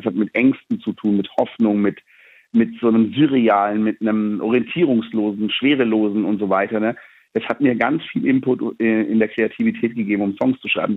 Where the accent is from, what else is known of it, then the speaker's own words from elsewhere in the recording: Black Forest, Baden-Württemberg, Germany; bei uns im Schwarzwald